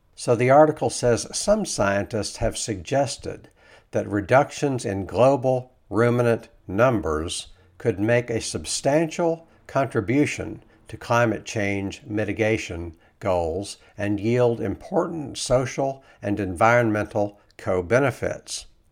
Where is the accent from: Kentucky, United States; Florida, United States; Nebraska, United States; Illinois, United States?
Kentucky, United States; I grew up in Kentucky.